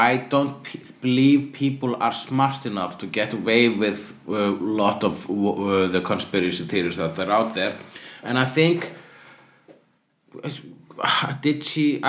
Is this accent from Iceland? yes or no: yes; Iceland; I'm Icelandic